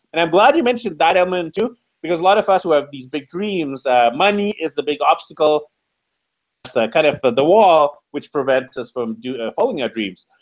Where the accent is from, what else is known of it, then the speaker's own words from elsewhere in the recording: Canada; I'm from Canada. I'm not in Canada right now. I'm in Mexico